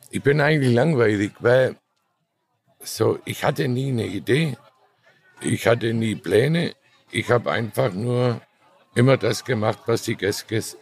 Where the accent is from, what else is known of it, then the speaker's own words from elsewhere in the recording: Baden-Württemberg, Germany; Nein, ich bin Schwabe.